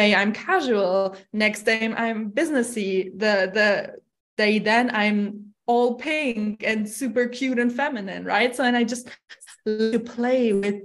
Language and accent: English; Germany; moved away as an adult; now in Dubai, United Arab Emirates; I'm from Germany